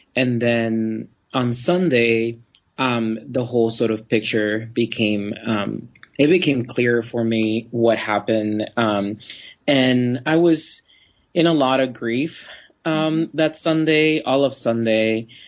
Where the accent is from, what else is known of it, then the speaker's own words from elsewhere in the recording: Florida, United States; I grew up in Florida